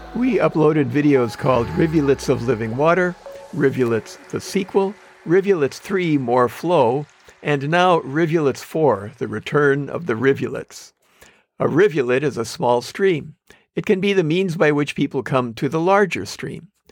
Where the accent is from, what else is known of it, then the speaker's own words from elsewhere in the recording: Manitowoc, Wisconsin, United States; moved away; also born or lived in Compton, California / San Dimas, California; I grew up in Manitowoc, Wisconsin, saying crick